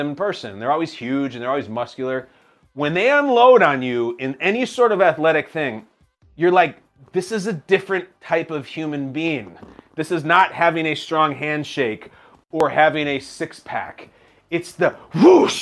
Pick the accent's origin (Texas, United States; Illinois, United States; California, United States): Illinois, United States; Chicago; I'm from Chicago